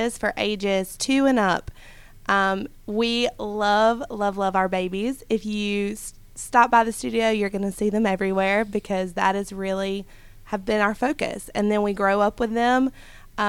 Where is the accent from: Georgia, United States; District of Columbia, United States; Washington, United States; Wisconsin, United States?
Georgia, United States; South; moved away; also born or lived in Metter, Georgia; I'm from South Georgia, if you can't tell from my accent.